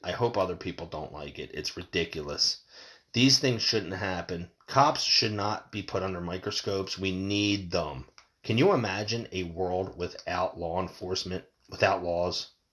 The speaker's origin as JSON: {"language": "English", "country": "United States", "said": "as American people"}